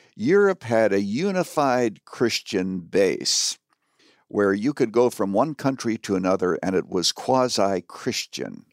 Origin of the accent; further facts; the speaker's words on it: Canada; now in United States; I was born and raised in Canada, but I am an American citizen